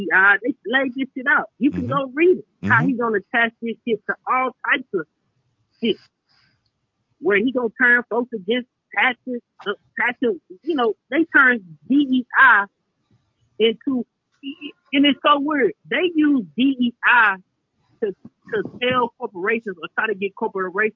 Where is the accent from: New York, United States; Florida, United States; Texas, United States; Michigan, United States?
Texas, United States; now in California, United States; my home state of Texas